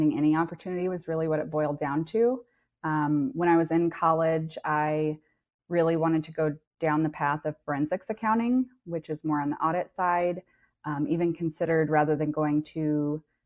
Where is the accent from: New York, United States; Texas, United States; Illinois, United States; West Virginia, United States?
Texas, United States; South; also born or lived in Virginia / California / Hawaii; now in Iowa, United States; I'm originally from South Texas